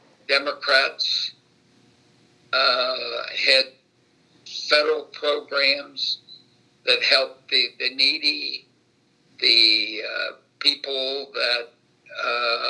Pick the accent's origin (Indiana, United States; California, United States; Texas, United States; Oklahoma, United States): Indiana, United States; Batesville; I was born in Batesville, Indiana in 1941.